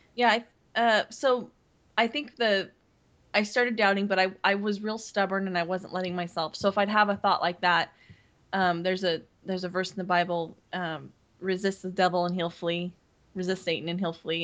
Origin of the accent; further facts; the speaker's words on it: Seattle, Washington, United States; also born or lived in Montana; I grew up here in mm-hmm. Seattle or, mm-hmm. or, in the Northwest